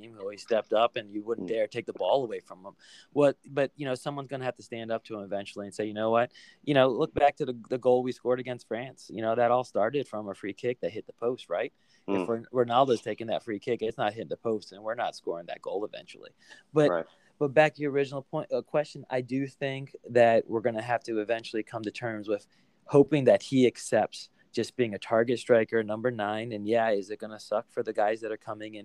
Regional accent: Silver Spring, Maryland, United States; I grew up in Montgomery County, live in the house I grew up in right now. So in Silver Spring, Maryland

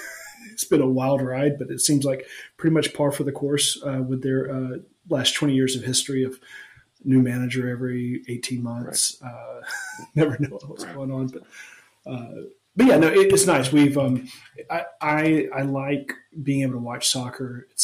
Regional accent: Alabama, United States; moved away; also born or lived in San Antonio; Growing up in Alabama

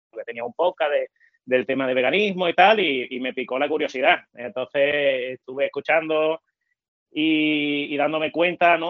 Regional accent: El Puerto de Santa María, Andalusia, Spain; soy del puerto de Santa María, aquí en, Cádiz

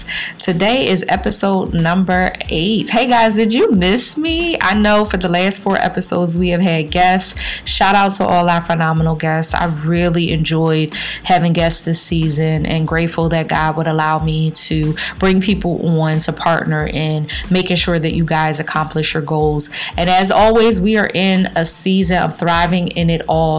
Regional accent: Philadelphia, Pennsylvania, United States; my city, my hometown of Philadelphia

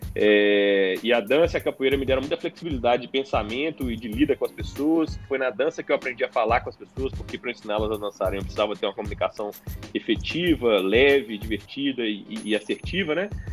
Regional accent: Belo Horizonte, Minas Gerais, Brazil; sou de Belo Horizonte

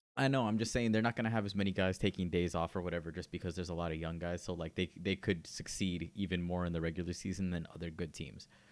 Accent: near Miami, Florida, United States; I'm from Miami. I like, or I'm from close to Miami.

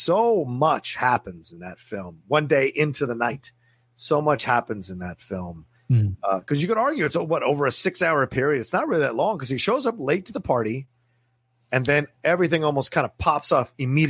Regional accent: Dale City, Virginia, United States; now in Los Angeles, United States; We grew up in Dale City, Virginia.

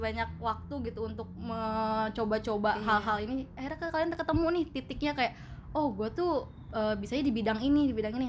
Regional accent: Tangerang, Banten, Indonesia; moved away as an adult; now in Bandung, Indonesia; gue sebagai orang Tangerang yang bobrok

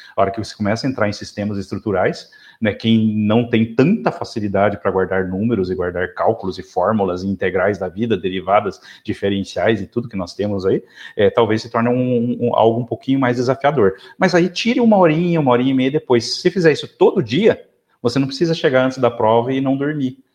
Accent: South Region, Brazil; sou do sul do Brasil, sulista

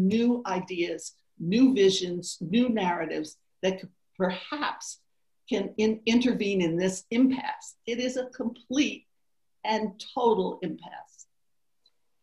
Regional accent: the South, United States; I'm from the South, so I lived through the civil rights movement

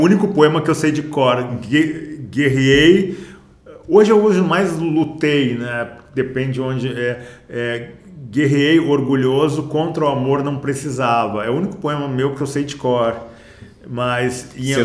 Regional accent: Porto Alegre, Rio Grande do Sul, Brazil; also born or lived in Rio de Janeiro; now in São Paulo, Brazil; Eu, eu sou de Porto Alegre, minha casa é no Rio de Janeiro, mas nós moramos em São Paulo

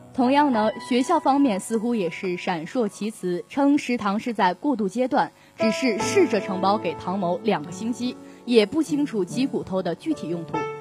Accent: China; 自己作为一个中国人是深深感到骄傲

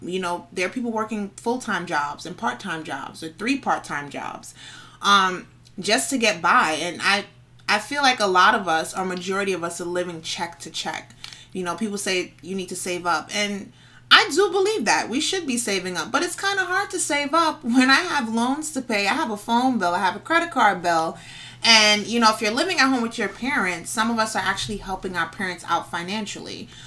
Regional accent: New York City, New York, United States; I'm from the Bronx, born and raised.

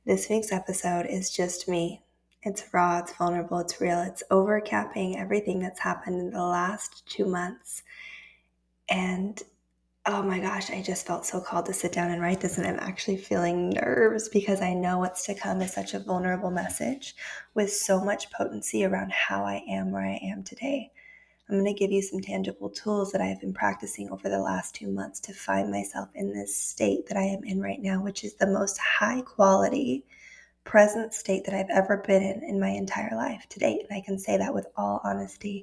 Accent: Austin, Texas, United States; moved away as an adult; also born or lived in Denver, Colorado; Austin for me is where I grew up.

